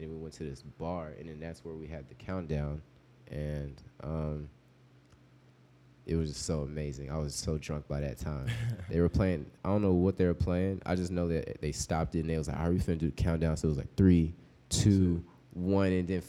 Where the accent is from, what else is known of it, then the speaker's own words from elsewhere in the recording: Memphis, Tennessee, United States; Growing up in Memphis